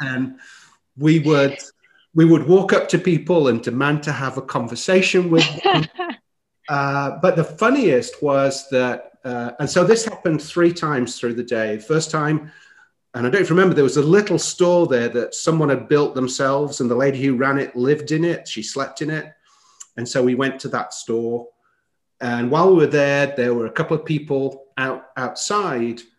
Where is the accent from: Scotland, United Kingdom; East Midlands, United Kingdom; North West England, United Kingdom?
East Midlands, United Kingdom; Chesterfield; moved away as an adult; now in United States; my hometown is called Chesterfield